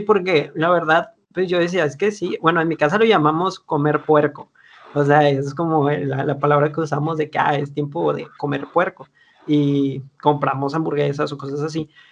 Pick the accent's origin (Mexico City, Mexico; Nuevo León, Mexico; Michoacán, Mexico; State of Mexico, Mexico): Nuevo León, Mexico; Monterrey; como buenos regios